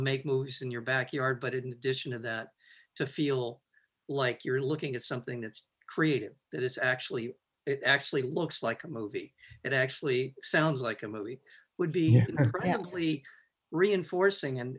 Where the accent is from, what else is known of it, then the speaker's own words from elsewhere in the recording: Los Angeles, California, United States; I'm from the Valley